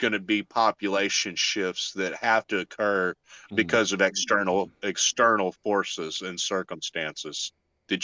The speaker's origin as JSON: {"language": "English", "region": "Arkansas", "country": "United States", "accent": "Arkansas", "said": "my Arkansas accent"}